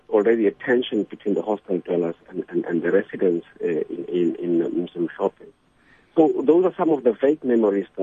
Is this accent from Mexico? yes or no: no; Soweto, Gauteng, South Africa; the education that I had growing up in Soweto